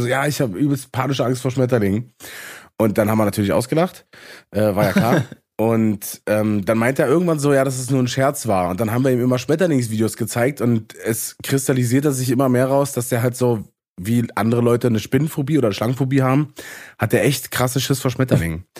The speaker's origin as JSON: {"language": "German", "region": "eastern Brandenburg", "country": "Germany", "said": "da, wo ich herkomme, in Ost, im Osten aus Brandenburg"}